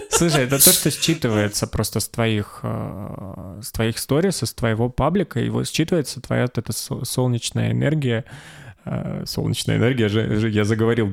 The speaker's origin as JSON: {"language": "Russian", "region": "Stavropol Krai", "country": "Russia", "said": "я из Ставропольского края"}